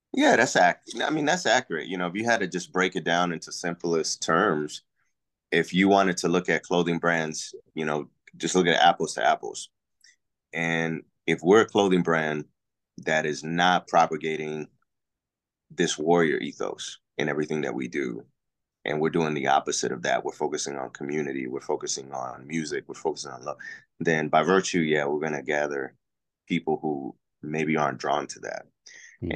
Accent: Puerto Rico; now in Texas, United States; I'm from Puerto Rico originally, so I am an I, I am the original island boy

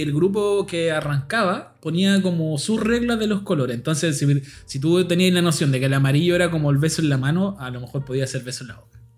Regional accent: Puente Alto, Santiago Metropolitan Region, Chile; born or raised there

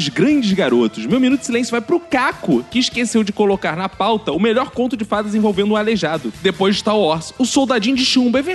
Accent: São Paulo, Brazil; Sim, eu sou de São Paulo. Aqui é normal chamarmos van escolar de perua.

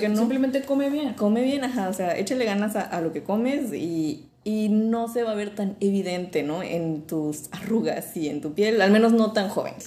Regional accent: Mexico; Como mexicanos siendo occidentales, tenemos todas estas tradiciones de aceptar la muerte

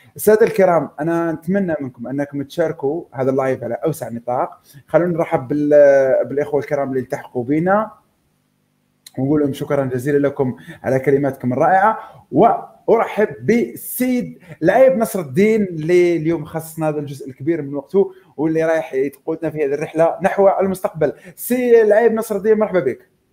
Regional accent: Algeria; اننا كجزائريين

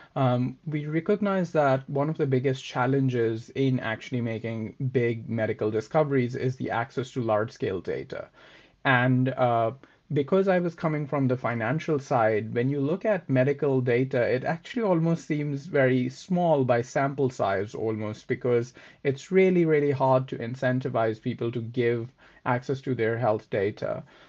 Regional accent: Pakistan; moved away as an adult; also born or lived in Oxford; I am originally from Pakistan

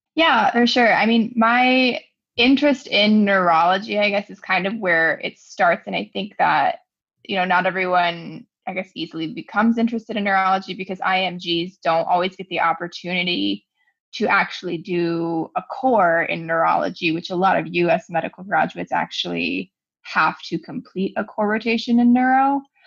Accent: Cleveland, Ohio, United States; moved away as an adult; also born or lived in Grand Rapids, Michigan / Grenada; now in Kansas City, United States; I am originally from Cleveland, Ohio. I grew up there, into high school there.

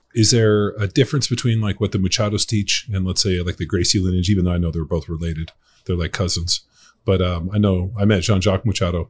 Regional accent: Torrance, California, United States; I grew up in Torrance.

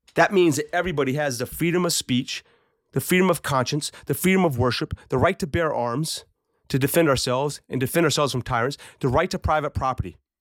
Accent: United States; as American men, as Americans

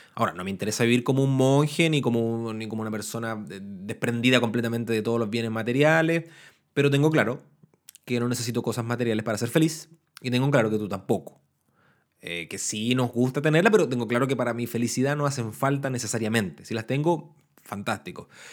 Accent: Temuco, Araucanía, Chile; now in Valparaíso, Chile; Temuco, que es la ciudad al sur de Chile de donde yo soy nativo, donde soy natal

